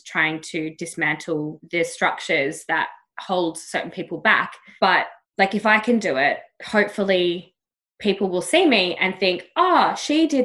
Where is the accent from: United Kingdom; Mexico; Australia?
Australia; I've grown up being like, this Aussie girl's